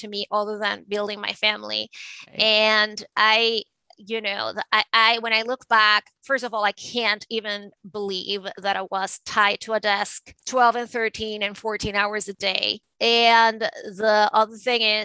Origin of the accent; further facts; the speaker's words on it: Venezuela; moved away as an adult; now in New York City, United States; I was originally born and raised in Venezuela. And I moved to the United States in the late 90s to go to law school